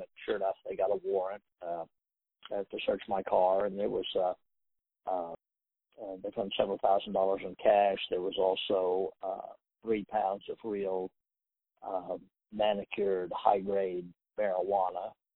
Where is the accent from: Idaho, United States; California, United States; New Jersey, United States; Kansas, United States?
Kansas, United States; Wichita; growing up in Wichita from the time that we were probably in junior high school